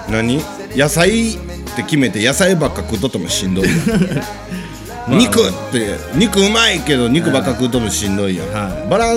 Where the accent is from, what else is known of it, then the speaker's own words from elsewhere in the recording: Hyogo, Japan; 地元兵庫から